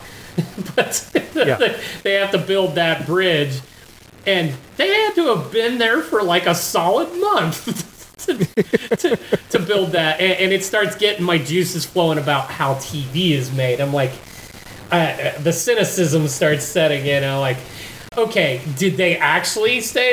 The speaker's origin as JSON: {"language": "English", "country": "United States", "said": "as an American"}